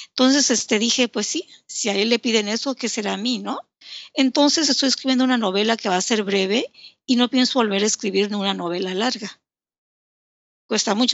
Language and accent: Spanish; Yucatán, Mexico; also born or lived in Tabasco; Soy yucateca tabasqueña y hablo bastante.